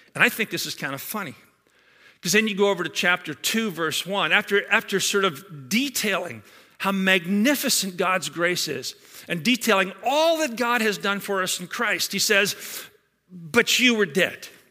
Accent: Scotland, United Kingdom; now in Georgetown; a Scotsman like myself, born and raised in Scotland

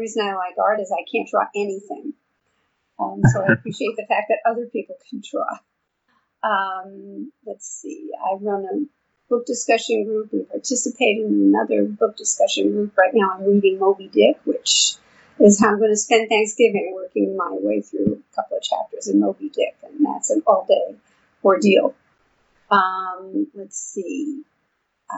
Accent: New York, United States; now in Houston, United States; I've been in Houston for a long time, but as you can probably tell from my accent, I'm from New York originally.

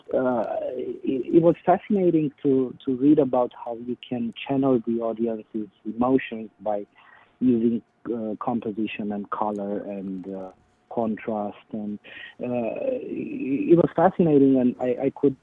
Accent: Bucharest, Romania; moved away; growing up in the Romanian National Theater in Bucharest

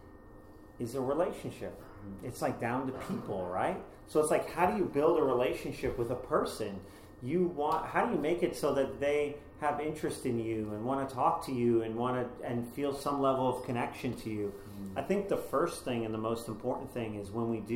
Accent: Boston, Massachusetts, United States; moved away as an adult; now in Los Angeles, United States; I come from Boston

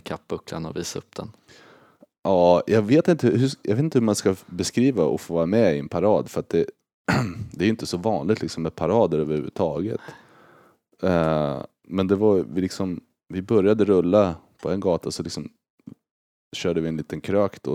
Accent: Örebro, Örebro County, Sweden; moved away as an adult; now in St. Louis, United States; Örebro är ju liksom hemma

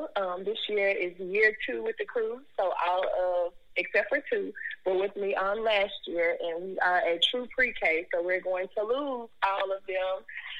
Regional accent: Memphis, Tennessee, United States; And I've grown up a little bit of everywhere. But right now I'm in Cordova. I graduated from Cordova High School.

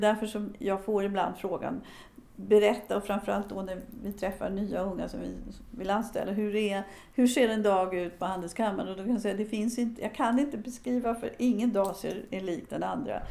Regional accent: Sweden; moved away as an adult; now in United States; Jag föddes i Sverige, men nu har jag bott lika länge i U S A som jag har bott i Sverige

